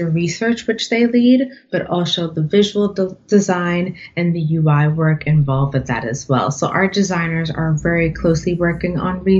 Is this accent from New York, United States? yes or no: yes; New York City, New York, United States; I was born and raised in the Bronx.